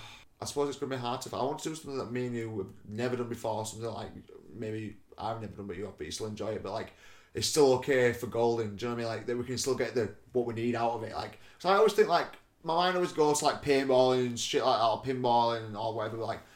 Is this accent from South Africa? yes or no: yes; South Africa; born there; I've got a bit of Irish in me. I was born in South Africa.